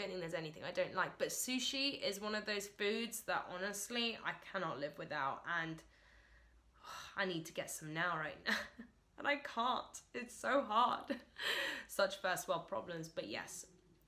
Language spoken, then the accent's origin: English; London, United Kingdom; So I was born actually in London, England, and I currently live in London, England.